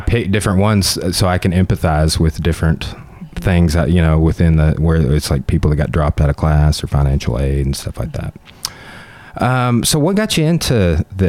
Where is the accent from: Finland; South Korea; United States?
United States; Clarksville; I grew up on Central Street down there on the Spatter Creek levee